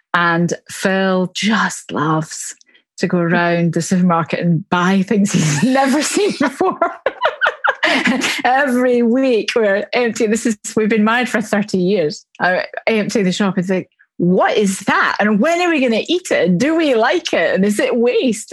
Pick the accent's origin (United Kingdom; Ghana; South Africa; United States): United Kingdom; Glasgow, Scotland; accent: Glasgow; now in Surrey, United Kingdom; I live in Surrey, just south of London in England, um, but my accent is from Glasgow in Scotland, where I was born.